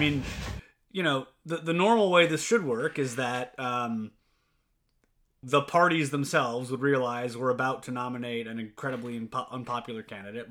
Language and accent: English; Louisiana, United States; I'm from Louisiana